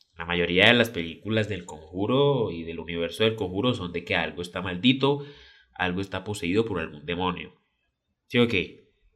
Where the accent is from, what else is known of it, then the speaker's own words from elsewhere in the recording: Colombia; yo soy colombiano